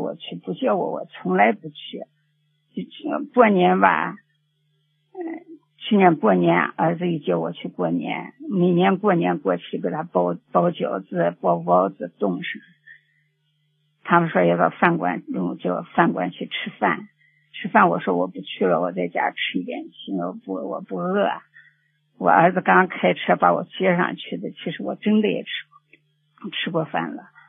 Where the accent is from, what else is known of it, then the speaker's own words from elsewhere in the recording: Xinjiang, China; 我们是新疆的